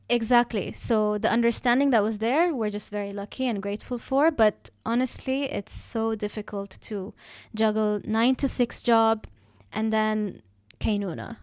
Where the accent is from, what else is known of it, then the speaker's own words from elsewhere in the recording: Dubai, United Arab Emirates; I'm born and raised in Dubai